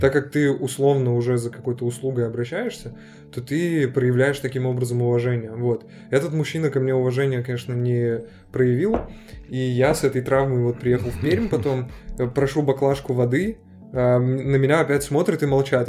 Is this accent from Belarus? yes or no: no; Ashgabat, Turkmenistan; moved away as an adult; now in Perm, Russia; я из Ашхабада, из Туркменистана вообще